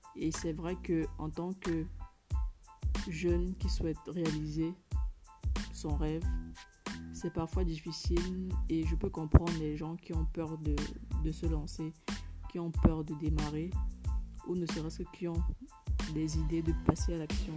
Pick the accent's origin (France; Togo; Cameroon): Cameroon; en tant que Camerounaise